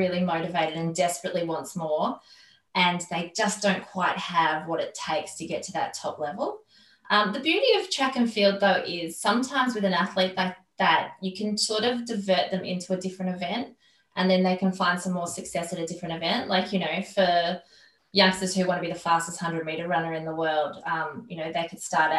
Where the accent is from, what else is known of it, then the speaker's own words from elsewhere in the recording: Australia; I love being Australian